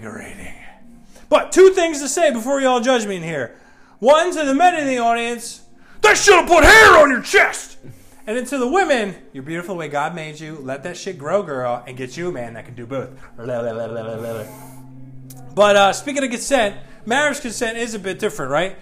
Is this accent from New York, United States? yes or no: no; New Jersey, United States; I grew up in South Jersey